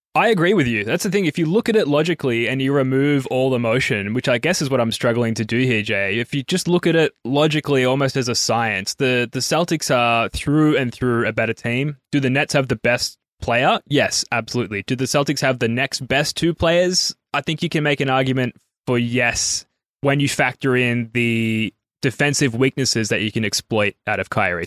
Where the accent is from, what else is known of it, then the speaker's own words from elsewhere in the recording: Australia; As an Australian